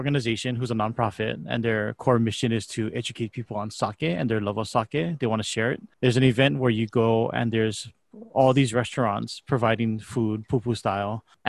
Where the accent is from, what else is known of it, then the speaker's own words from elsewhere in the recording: Hawaii, United States; Being born and raised in Hawaii